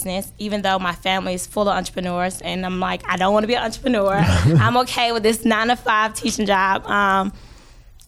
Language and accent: English; Atlanta, Georgia, United States; I grew up in the West End.